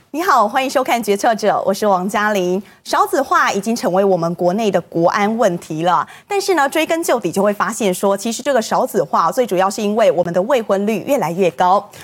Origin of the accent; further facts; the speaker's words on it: Taiwan; 但是我们台湾人其实办婚礼